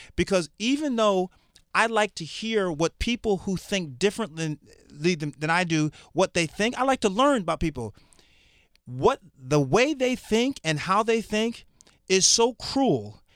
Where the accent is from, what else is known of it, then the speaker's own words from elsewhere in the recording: Connecticut, United States; I'm from Connecticut.